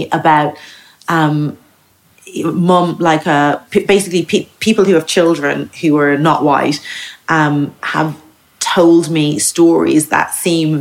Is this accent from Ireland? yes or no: yes; Dublin, Leinster, Ireland; moved away as an adult; also born or lived in United States; now in Margate, United Kingdom; I grew up in Ireland, like that I'm Irish.